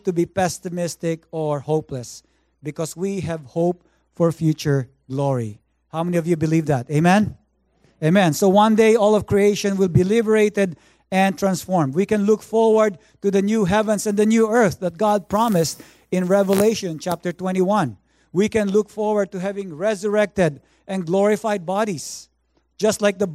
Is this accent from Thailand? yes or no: no; Philippines; now in Vancouver, Canada; I grew up in the Philippines